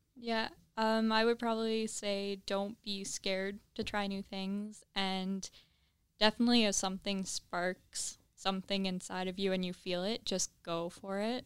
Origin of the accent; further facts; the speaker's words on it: Trenton, Ontario, Canada; moved away as an adult; now in Kingston, Canada; I'm from Trenton.